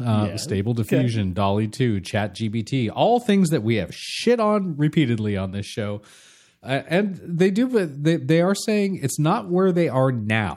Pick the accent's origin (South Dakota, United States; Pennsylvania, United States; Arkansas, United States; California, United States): California, United States; Well, I grew up in Southern California.